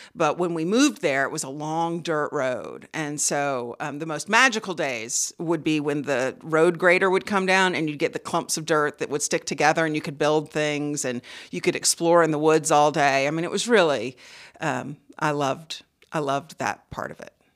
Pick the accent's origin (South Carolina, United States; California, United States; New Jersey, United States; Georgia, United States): South Carolina, United States; Charleston; Charleston, South Carolina